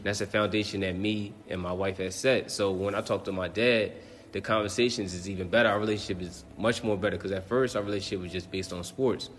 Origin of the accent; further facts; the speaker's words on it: Neptune, New Jersey, United States; moved away as an adult; now in Baltimore, United States; I'm from Neptune, New Jersey, and I currently live in Baltimore, Maryland.